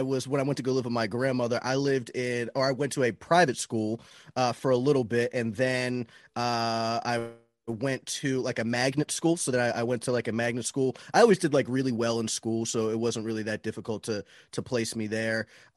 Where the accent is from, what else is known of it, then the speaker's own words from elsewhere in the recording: Florida, United States; Florida, man.